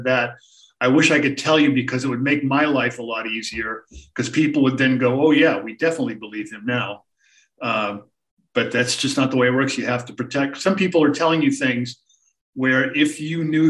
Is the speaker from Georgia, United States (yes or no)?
no; Boston, Massachusetts, United States; I grew up in the Boston area as a sports fan.